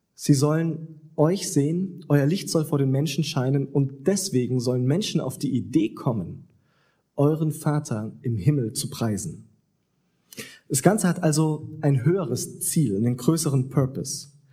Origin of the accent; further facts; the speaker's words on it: Southern Germany, Germany; moved away; da, wo ich herkomme, in Süddeutschland